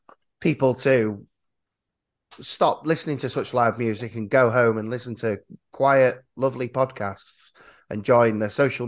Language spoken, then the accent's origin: English; Yorkshire and the Humber, United Kingdom; I feel as a Yorkshireman